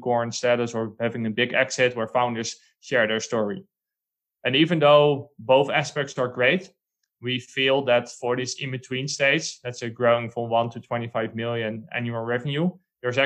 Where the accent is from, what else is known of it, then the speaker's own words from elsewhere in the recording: Netherlands; now in Spain; I'm from the Netherlands, one of the smallest countries in Europe.